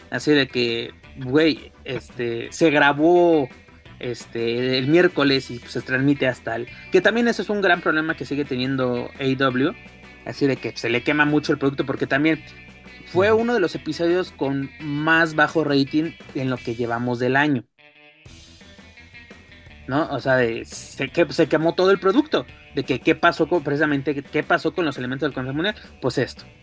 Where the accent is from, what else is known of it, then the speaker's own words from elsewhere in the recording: Mexico; De que este, pues somos los mexicanos y pues qué onda, ¿no?